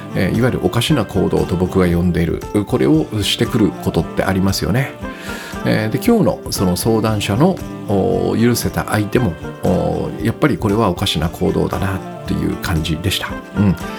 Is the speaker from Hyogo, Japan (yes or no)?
no; Hachioji, Tokyo, Japan; 私の地元の南大沢です